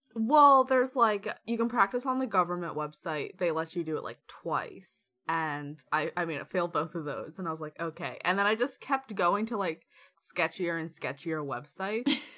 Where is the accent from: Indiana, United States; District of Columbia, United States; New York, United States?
District of Columbia, United States; Washington; moved away